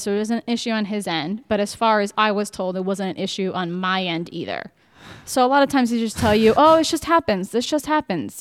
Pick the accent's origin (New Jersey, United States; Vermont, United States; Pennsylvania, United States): New Jersey, United States; moved away as an adult; also born or lived in Baltimore / Richmond / Cleveland; I'm 34 from New Jersey